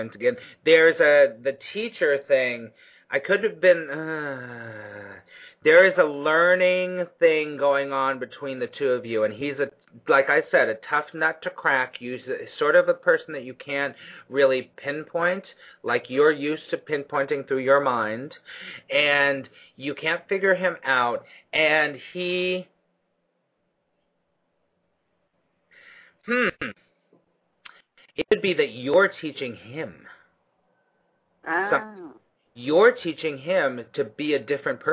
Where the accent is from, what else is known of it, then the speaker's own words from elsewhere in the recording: Los Angeles, California, United States; moved away as an adult; now in New York, United States; my hometown